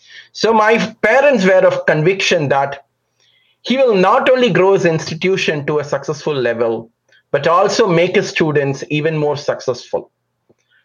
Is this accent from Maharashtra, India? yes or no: no; Chennai, Tamil Nadu, India; I was born and raised in a large metropolitan city called Chennai. The old name was Madras in South India.